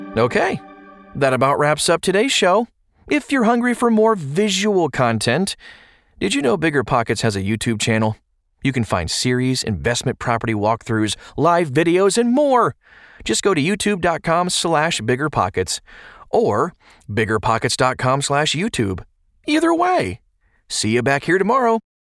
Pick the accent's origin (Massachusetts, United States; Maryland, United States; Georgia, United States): Maryland, United States; Baltimore; moved away; I hail from Baltimore originally, and I cut my teeth there as a real estate investor